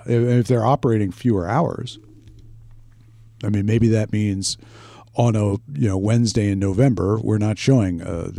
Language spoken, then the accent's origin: English; United States; I am an American.